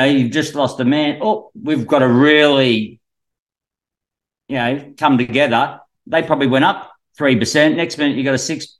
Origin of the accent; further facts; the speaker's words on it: New South Wales, Australia; born there; also born or lived in Queensland; Well, I was born in New South Wales.